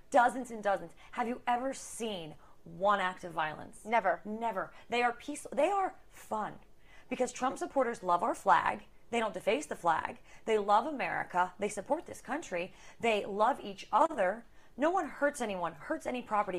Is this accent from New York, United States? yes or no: no; Philadelphia, Pennsylvania, United States; moved away as an adult; I'm from Philadelphia and we fled